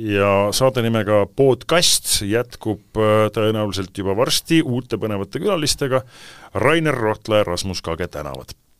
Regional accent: Tallinn, Harju County, Estonia; mina elasin Balti jaamas

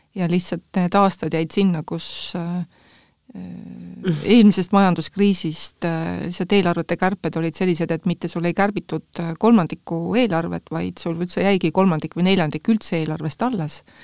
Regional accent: Tallinn, Harju County, Estonia; also born or lived in Järva County; mina olen e, ikka läbi ja lõhki tallinlane

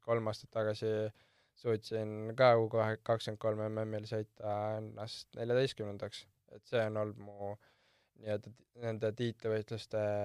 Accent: Porkuni, Lääne-Viru County, Estonia; kui küsitakse, kust ma pärit olen, siis ma alati ütlen Porkuni

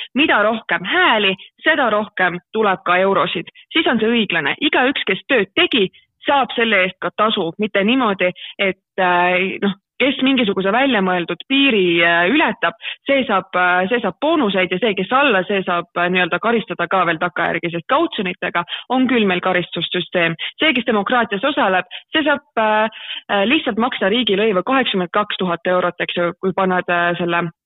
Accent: Tallinn, Harju County, Estonia; moved away as an adult; now in Tartu, Estonia; ma olen üles kasvanud Tallinnas

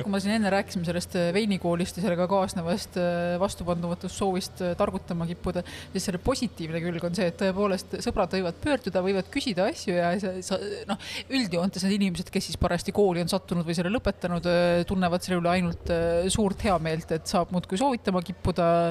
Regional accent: Estonia; ma olen eestlane

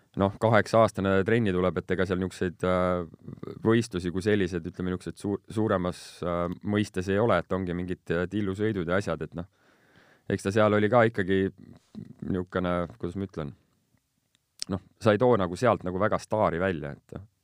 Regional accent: Estonia; also born or lived in Strasbourg, France / near Paris, France; ma niisugune ele tüüp olen siin Eestimaalt

